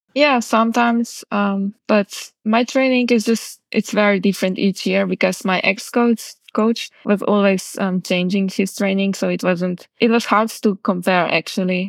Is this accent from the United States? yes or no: no; Kamnik, Central Slovenia, Slovenia; I still train a lot at home in my hometown, Kamnik